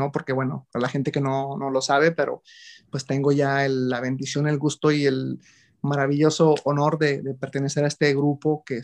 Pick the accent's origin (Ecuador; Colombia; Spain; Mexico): Mexico; Monclova, Coahuila; also born or lived in Mexico City; now in Monterrey, Mexico; antes de venir, porque yo soy originario de Monclova, Coahuila.